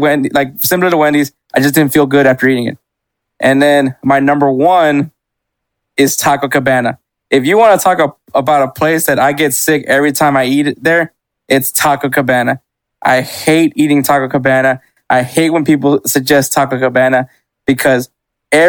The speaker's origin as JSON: {"language": "English", "town": "Houston", "region": "Texas", "country": "United States", "tie": "born or raised there", "said": "where we grew up in Houston"}